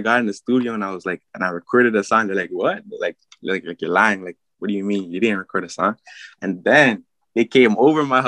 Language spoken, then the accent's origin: English; Mississauga, Ontario, Canada; also born or lived in France / Oakville; I'm originally from France, and then I moved here when I was like 4, 3, you know. And then I was living in like Malton, like near like Mississauga and like Toronto and stuff